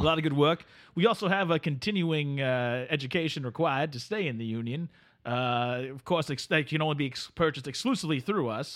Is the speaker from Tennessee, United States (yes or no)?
no; Delaware, United States; I am from Delaware